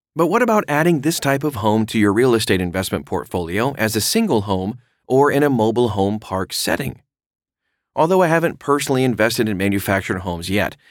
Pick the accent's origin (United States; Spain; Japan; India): United States; Oregon; my home state of Oregon